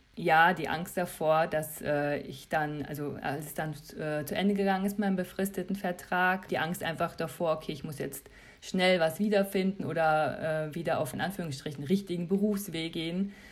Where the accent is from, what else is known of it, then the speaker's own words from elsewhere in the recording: Germany; als Europäer, als Deutscher